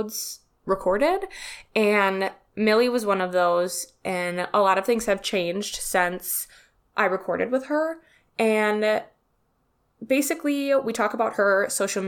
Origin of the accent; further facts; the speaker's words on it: Wisconsin, United States; accent: Wisconsin; I'm from Wisconsin and I have such a disgusting Wisconsin accent.